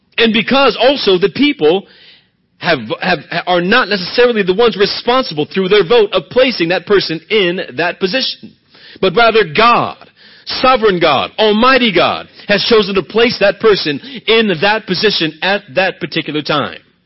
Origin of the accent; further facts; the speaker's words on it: United States; I'm not an American first